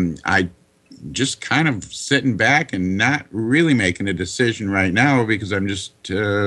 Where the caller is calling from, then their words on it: Michigan, United States; I'm calling from Michigan.